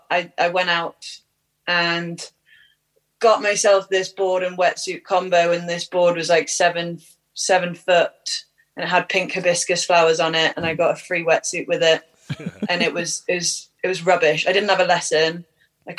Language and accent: English; Newcastle upon Tyne, North East England, United Kingdom; I'm a surfer from Newcastle in the northeast of England